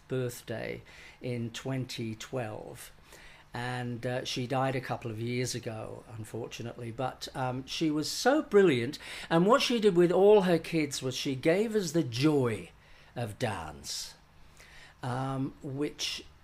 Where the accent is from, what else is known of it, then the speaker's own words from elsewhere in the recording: Leeds, Yorkshire and the Humber, United Kingdom; Leeds, my hometown